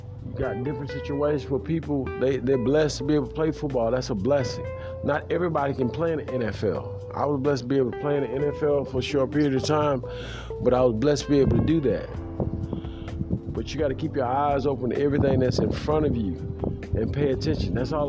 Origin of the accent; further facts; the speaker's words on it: Houston, Texas, United States; I am from Houston, Texas.